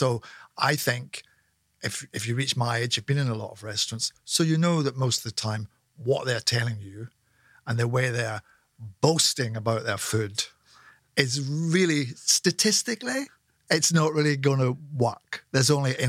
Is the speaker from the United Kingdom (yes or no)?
yes; Scotland, United Kingdom